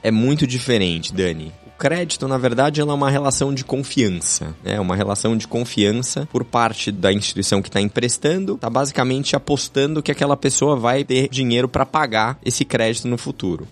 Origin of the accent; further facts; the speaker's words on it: Brazil; todos nós que somos brasileiros aqui